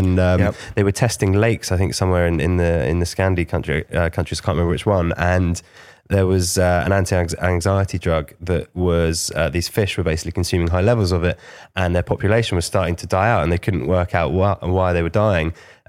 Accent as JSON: {"language": "English", "town": "Liverpool", "region": "North West England", "country": "United Kingdom", "lives_now": "Kent, United Kingdom", "said": "I came from Liverpool, right? I've gone from Liverpool"}